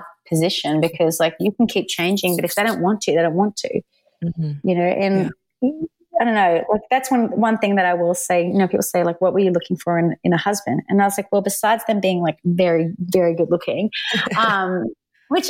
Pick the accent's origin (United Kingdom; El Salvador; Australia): Australia; moved away as an adult; now in Nashville, United States; I'm Australian